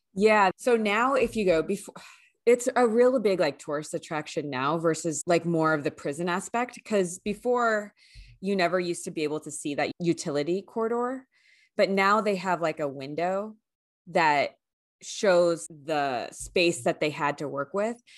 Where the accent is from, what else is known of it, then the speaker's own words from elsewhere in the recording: San Francisco, California, United States; I grew up in the Bay Area, and we always did field trips there for school